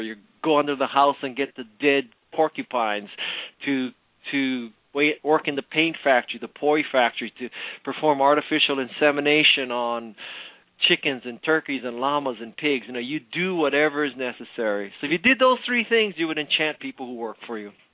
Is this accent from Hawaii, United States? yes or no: yes; Hawaii, United States; I was born and raised in Hawaii